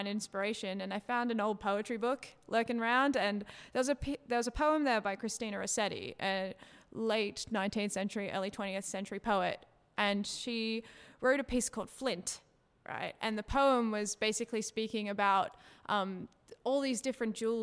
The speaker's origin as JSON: {"language": "English", "town": "Sydney", "region": "New South Wales", "country": "Australia", "said": "I'm from Sydney"}